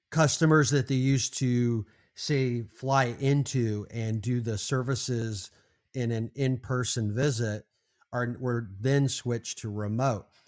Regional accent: California, United States; now in Arizona, United States; growing up in California

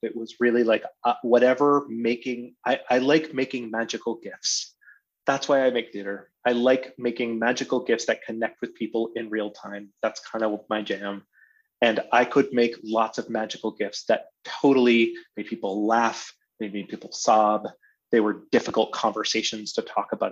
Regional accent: Amherst, Massachusetts, United States; now in Minneapolis, United States; I grew up in Amherst, Massachusetts.

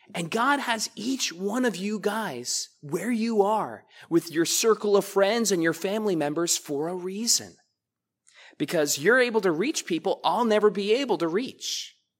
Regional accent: United States; I was raised to love this country

